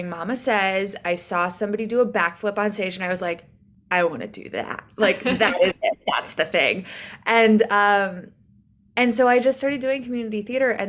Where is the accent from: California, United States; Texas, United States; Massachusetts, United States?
Massachusetts, United States; also born or lived in British Virgin Islands; now in New York City, United States; I am from Massachusetts, but I live in New York City.